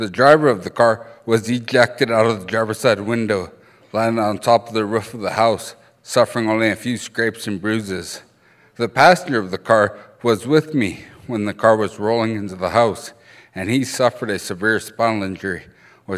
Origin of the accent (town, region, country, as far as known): Browning, Montana, United States; first language Blackfoot